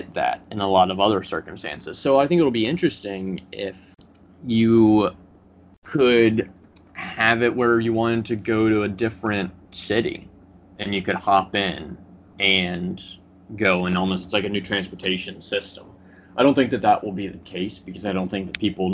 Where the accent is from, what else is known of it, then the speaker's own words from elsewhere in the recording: Tennessee, United States; moved away; I'm from Tennessee originally, and we have a lot of rural backcountry roads